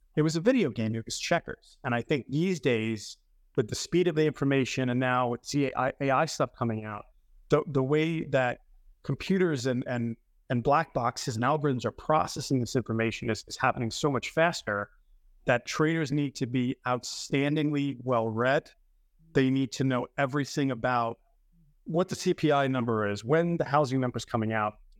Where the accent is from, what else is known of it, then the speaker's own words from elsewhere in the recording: New York City, New York, United States; moved away as an adult; also born or lived in Manhattan, New York; now in Long Island, United States; I was born in the Bronx.